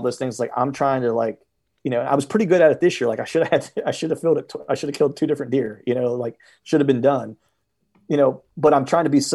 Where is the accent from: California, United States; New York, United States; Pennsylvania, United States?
Pennsylvania, United States